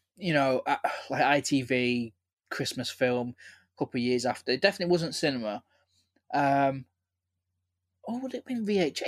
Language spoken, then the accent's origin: English; Manchester, North West England, United Kingdom; growing up in Manchester